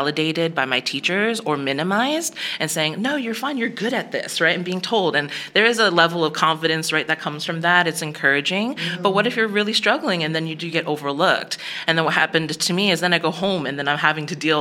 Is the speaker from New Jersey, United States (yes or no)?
yes; Bergen County, New Jersey, United States; now in Dallas, United States; I grew up in New Jersey, at a suburb of New Jersey